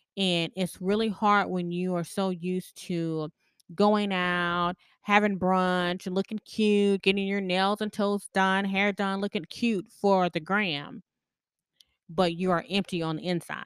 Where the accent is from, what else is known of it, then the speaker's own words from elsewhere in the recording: the South, United States; I grew up in the South